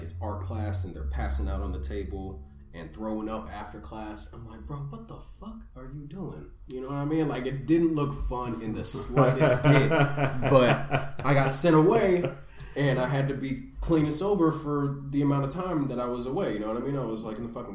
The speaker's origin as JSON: {"language": "English", "town": "Danville", "region": "California", "country": "United States", "tie": "born or raised there", "moved": "yes", "lives_now": "Los Angeles, United States", "said": "I grew up in Danville"}